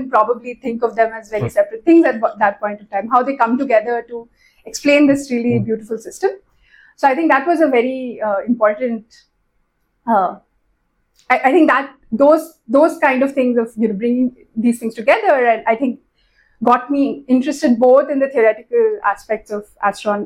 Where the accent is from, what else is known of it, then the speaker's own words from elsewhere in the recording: Kolkata, West Bengal, India; moved away as an adult; also born or lived in Bombay, India / Oman / United States; now in Pune, India; I moved to Calcutta in class four. So most of my school life has been spent in Calcutta. I was there in Calcutta till I finished my bachelor's